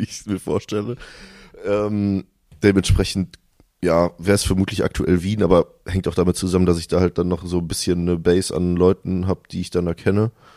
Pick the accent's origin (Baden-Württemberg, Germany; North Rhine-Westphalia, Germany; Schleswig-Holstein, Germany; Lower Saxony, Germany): North Rhine-Westphalia, Germany; Cologne; also born or lived in Ruhr area / Vienna; Bin aber mit sechs Jahren mit meinen Eltern zusammen nach Köln gezogen